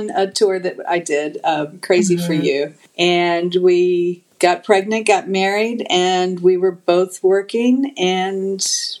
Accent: Louisville, Kentucky, United States; moved away; I'm from Louisville, Kentucky originally.

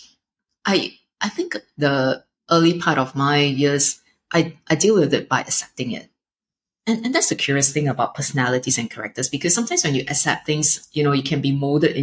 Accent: Singapore; growing up in Singapore

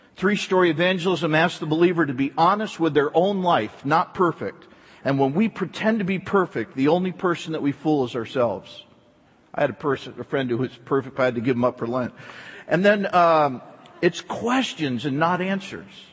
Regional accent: East Coast, United States; moved away; I was raised back on the East Coast

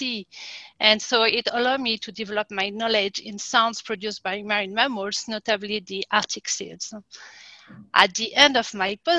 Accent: France; accent: French; English is a second language; moved away as an adult; also born or lived in Quebec, Canada; I'm French, as you can tell by my accent. So I was born and raised in France

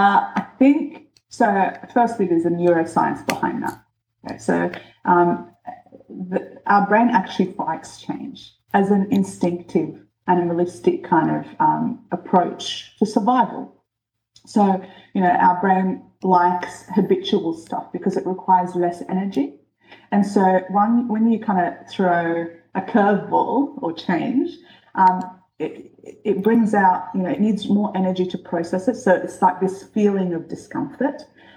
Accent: New Zealand; also born or lived in Egypt; I grew up, I was born in Egypt, and then we moved when I was 10 to New Zealand. So that's the first biggest change of my life. And then from then, I moved about 4 schools in New Zealand.

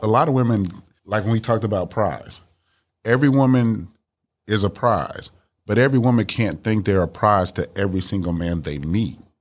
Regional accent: Miami, Florida, United States; now in Dallas, United States; I'm originally from Miami, Florida. I live here in Dallas, Texas

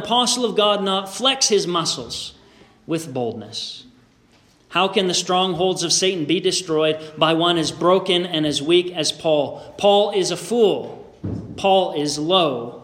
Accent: Canada; also born or lived in Beamsville, Ontario; a Canadian citizen who was attending school in the States

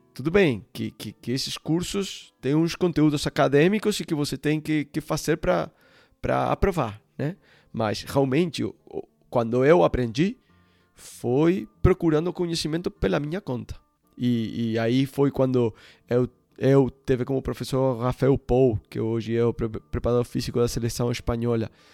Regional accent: Uruguay; Portuguese is a second language; moved away as an adult; also born or lived in Ecuador / Barcelona; eu sou sul-americano, né? Eu, eu nasci no, no Uruguai

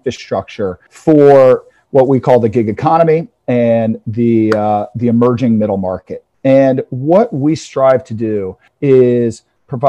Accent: Atlanta, Georgia, United States; I'm born and raised in Atlanta

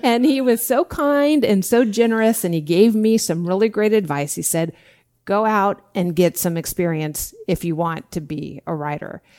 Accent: Orange, California, United States; also born or lived in Europe / Washington, D.C.; I am a true blue Orange County girl. I was born in Orange. I grew up in Orange County

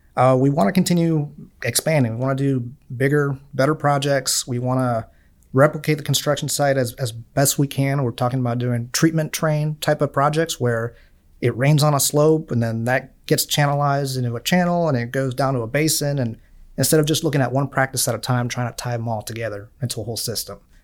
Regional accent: Miami, Florida, United States; moved away

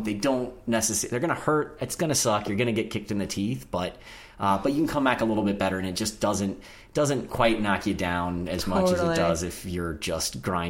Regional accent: North Carolina, United States; now in New York City, United States; I'm from North Carolina originally, and it might be sort of a Southern thing

